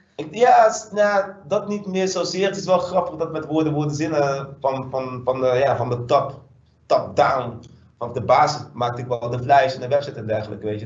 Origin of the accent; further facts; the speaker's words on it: Dordrecht, South Holland, Netherlands; also born or lived in Suriname; now in Rotterdam, Netherlands; ik ben geboren in Suriname, maar echt, ik heb leren lopen, praten, et cetera, in, eh, in Dordrecht